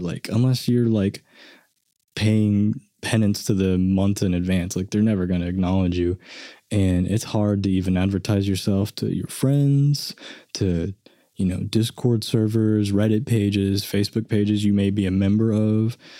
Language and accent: English; Enid, Oklahoma, United States; I grew up in Enid